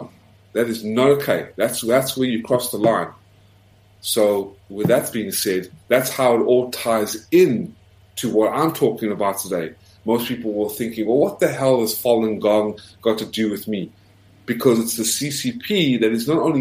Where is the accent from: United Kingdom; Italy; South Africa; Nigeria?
South Africa; now in United States; as a South African who came to America, was the first in my family to get an American passport.